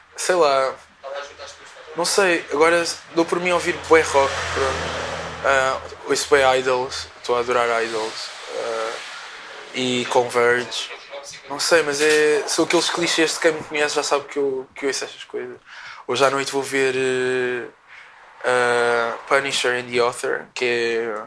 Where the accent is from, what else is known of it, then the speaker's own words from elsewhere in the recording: Portugal; eu cresci cá em Portugal